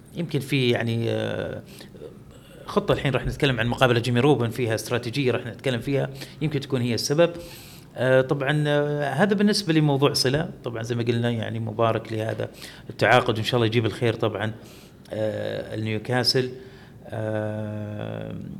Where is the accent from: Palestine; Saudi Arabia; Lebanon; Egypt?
Saudi Arabia; عندنا في السعوديه